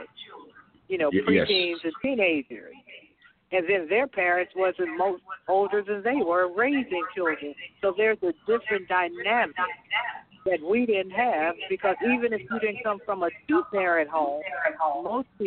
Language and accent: English; Chicago, Illinois, United States; we were growing up in Chicago, and I lived, like, on 59th and Michigan